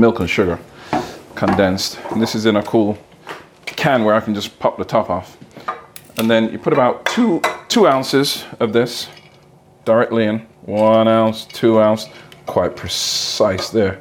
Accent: England, United Kingdom; moved away; growing up in England

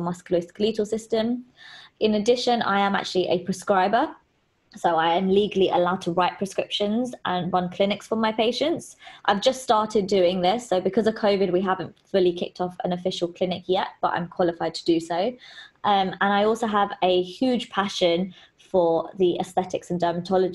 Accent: London, United Kingdom; I'm a pharmacist from London

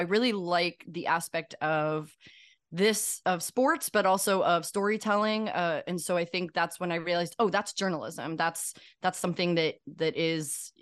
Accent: St. Louis, Missouri, United States; Growing up in St. Louis

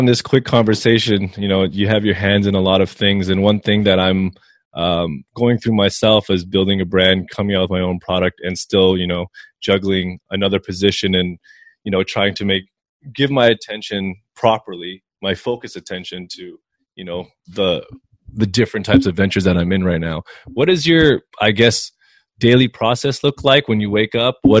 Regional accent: Toronto, Ontario, Canada; I'm actually from Toronto

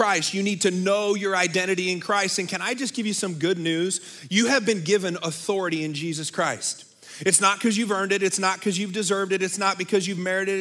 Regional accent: Bay Area, California, United States; moved away; I grew up in the Bay Area

